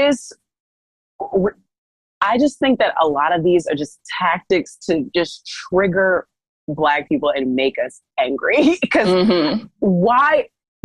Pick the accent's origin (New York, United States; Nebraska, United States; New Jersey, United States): New Jersey, United States; I'm from Jersey